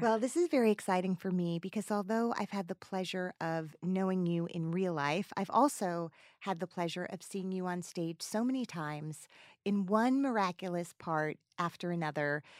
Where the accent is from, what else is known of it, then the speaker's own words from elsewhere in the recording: New Jersey, United States; I grew up in New Jersey.